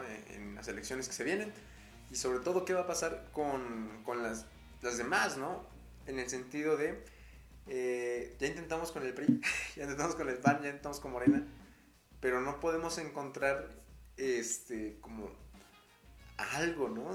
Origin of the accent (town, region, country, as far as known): Mexico